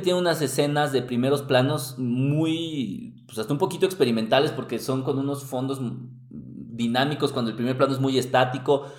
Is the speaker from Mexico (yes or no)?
yes; Mexico; somos mexicanos